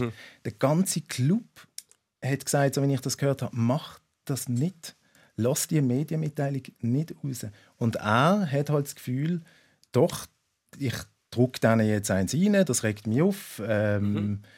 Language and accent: German; Basel, Basel-Stadt, Switzerland; als Schweizer